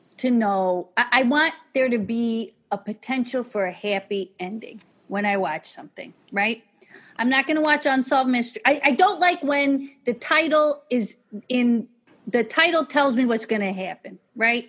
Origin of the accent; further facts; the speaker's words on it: Chicago, Illinois, United States; I'm from Chicago